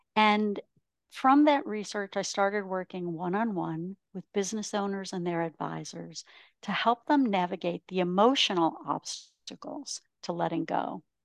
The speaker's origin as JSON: {"language": "English", "region": "Ontario", "country": "Canada", "tie": "born or raised there", "also_born_or_lived": "Michigan / Texas / Los Angeles, California", "moved": "as an adult", "lives_now": "Scottsdale, United States", "said": "I grew up in a small town in Ontario, Canada, which is why I live in Scottsdale, Arizona."}